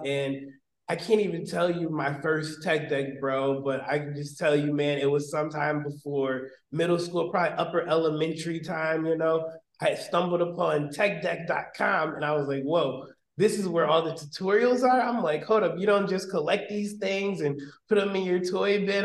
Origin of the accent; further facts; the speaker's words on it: Westland, Michigan, United States; Westland is where I'm primarily from